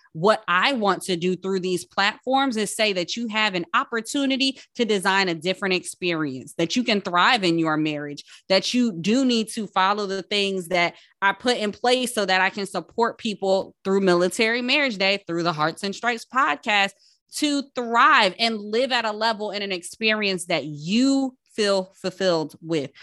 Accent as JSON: {"language": "English", "town": "Paterson", "region": "New Jersey", "country": "United States", "said": "I'm from Patterson"}